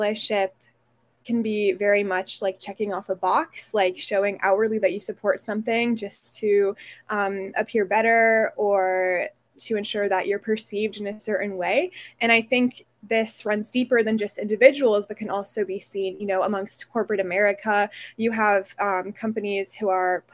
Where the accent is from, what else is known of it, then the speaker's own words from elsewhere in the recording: Portland, Oregon, United States; I'm from Portland, Oregon